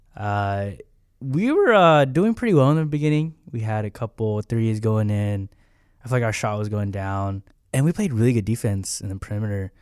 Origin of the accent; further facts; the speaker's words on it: Long Beach, California, United States; I'm from Pacific Baptist Church in Long Beach, California. Pastor Steve Myers. And, uh, that's where my, that's where I'm from